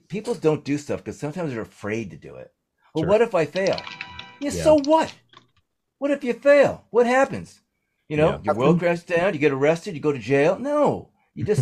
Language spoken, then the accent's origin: English; New Jersey, United States; I'm an idiot from New Jersey